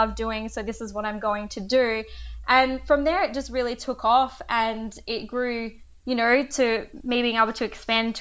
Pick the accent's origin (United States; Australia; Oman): Australia; Esperance, Western Australia; also born or lived in Karratha; So originally I grew up in Esperance and I moved to Karratha at about 18 or 19